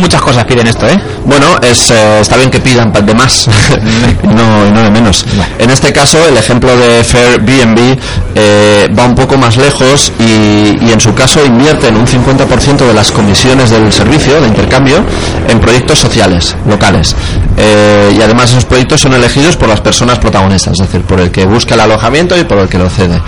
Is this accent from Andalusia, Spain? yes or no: no; Lleida, Catalonia, Spain; soy de Lleida